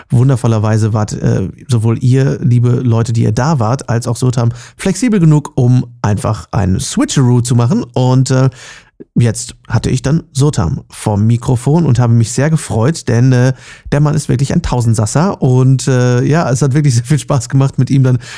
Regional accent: Munich, Bavaria, Germany; ich bin in München geboren.

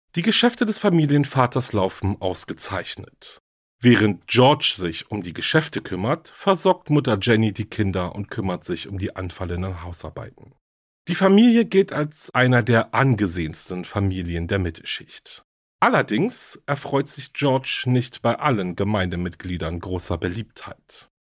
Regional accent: Berlin, Germany; Berlin, meine Heimatstadt

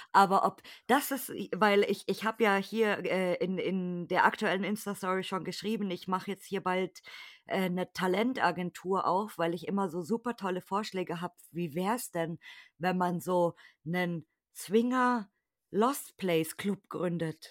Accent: Munich, Bavaria, Germany; ich komme aus München, das wissen ja meine Hörer. Okay. Ich bin, Ibina Bayer

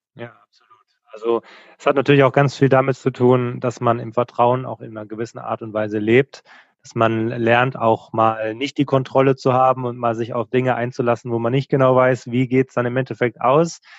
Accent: Lörrach, Baden-Württemberg, Germany; der Ort heißt Lörrach, wo wir ursprünglich herkommen

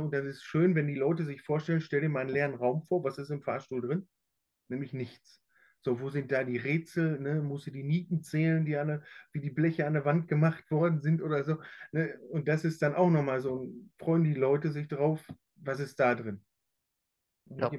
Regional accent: Plettenberg, North Rhine-Westphalia, Germany; weil ich bin ja in Plettenberg auch groß geworden

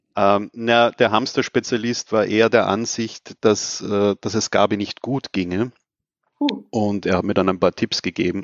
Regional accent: Austria; da war man natürlich als Österreicher

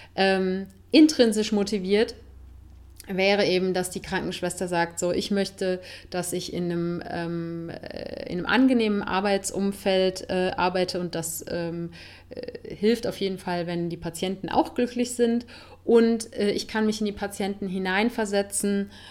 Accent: Cologne, North Rhine-Westphalia, Germany; moved away as an adult; now in Spain; in meine Heimatstadt

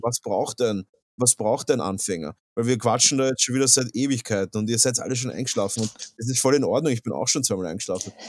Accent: Vienna, Austria; Ich bin ein Wiener

